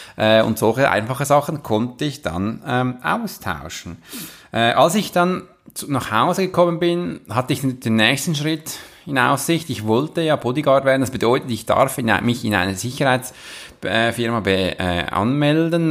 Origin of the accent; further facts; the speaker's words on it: Switzerland; wir als Schweizer